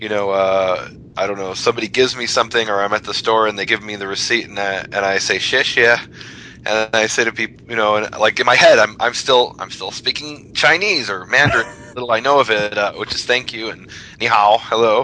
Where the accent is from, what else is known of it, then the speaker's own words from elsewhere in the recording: Jerusalem, Jerusalem District, Israel; now in Texas, United States; I've just gotten back to Texas, and now I'm about to head to Israel, to my hometown of Jerusalem